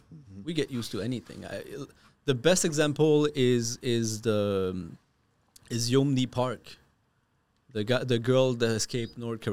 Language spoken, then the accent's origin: English; Canada; as a Canadian